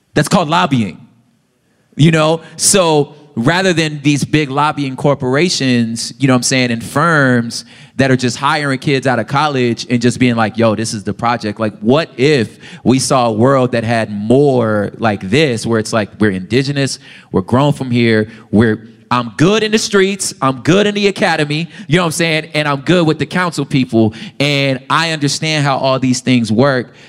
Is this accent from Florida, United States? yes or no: no; Los Angeles, California, United States; I'm just from South Central